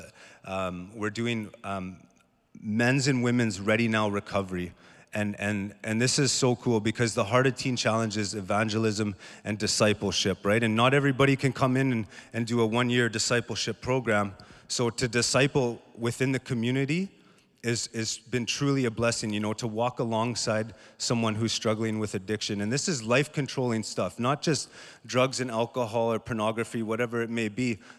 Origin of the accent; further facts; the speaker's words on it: Thunder Bay, Ontario, Canada; and I come from Thunder Bay